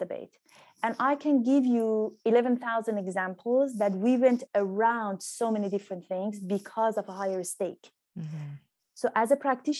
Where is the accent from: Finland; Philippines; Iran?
Iran; moved away as an adult; also born or lived in England; I grew up in Iran